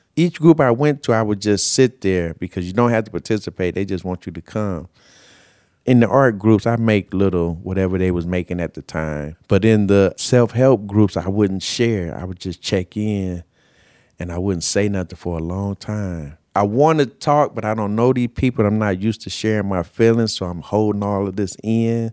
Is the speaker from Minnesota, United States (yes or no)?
no; Carson, California, United States; I grew up in Carson, California